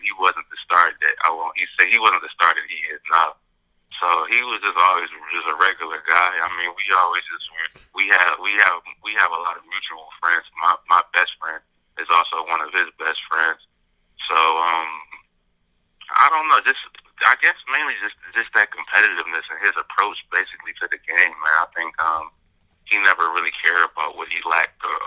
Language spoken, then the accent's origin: English; Michigan, United States; I'm from Michigan.